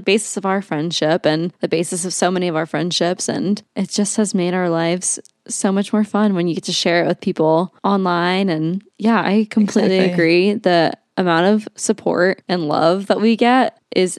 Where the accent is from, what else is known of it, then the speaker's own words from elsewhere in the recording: Omaha, Nebraska, United States; We are originally from Omaha, Nebraska